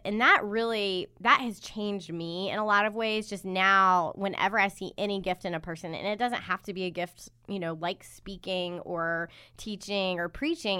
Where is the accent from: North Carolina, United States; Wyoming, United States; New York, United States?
North Carolina, United States; Charlotte; now in Durham, United States; I'm originally from Charlotte, but I've lived in Durham